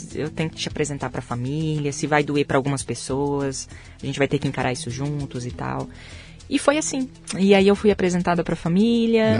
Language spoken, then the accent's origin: Portuguese; Maringá, Paraná, Brazil; moved away as an adult; now in Europe; eu sou do interior do Paraná. Eu nasci em Maringá